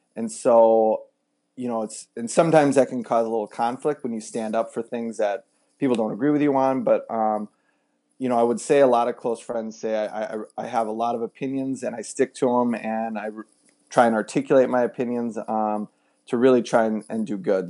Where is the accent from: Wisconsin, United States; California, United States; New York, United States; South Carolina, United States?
Wisconsin, United States; moved away as an adult; also born or lived in Minneapolis / Texas; we grew up in Wisconsin